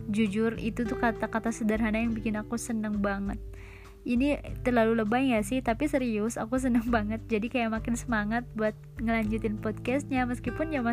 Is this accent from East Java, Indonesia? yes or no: no; Bandung, West Java, Indonesia; accent: Sundanese; aku dari Bandung neng neng Bandung hmm. cina jadi eh, mohon maaf nih kalau misalkan logat-logat ngomongnya agak campur Sunda ya